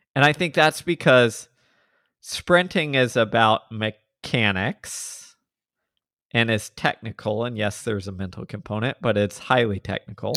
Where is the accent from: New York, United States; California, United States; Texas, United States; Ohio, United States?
Texas, United States; I'm from Texas